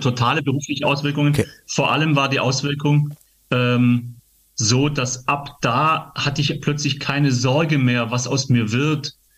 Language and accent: German; Gaildorf, Baden-Württemberg, Germany; in meiner Kinderkirchzeit in Geildorf, wo ich aufgewachsen bin, geil, geile Jugend in Geildorf, im Schwäbische, im Schwaberländle